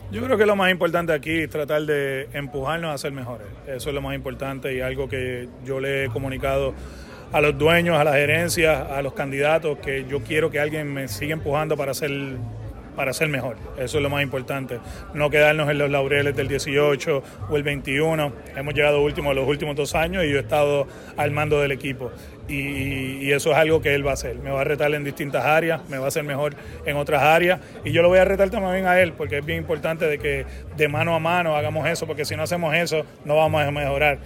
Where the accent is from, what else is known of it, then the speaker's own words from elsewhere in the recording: Puerto Rico; soy puertorriqueño, lo digo con mucho orgullo